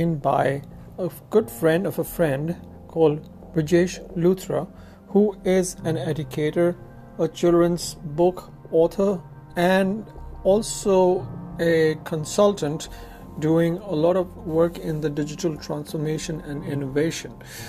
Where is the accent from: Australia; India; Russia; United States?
India; Lucknow, Uttar Pradesh; I'm from the very sophisticated city of Lucknow.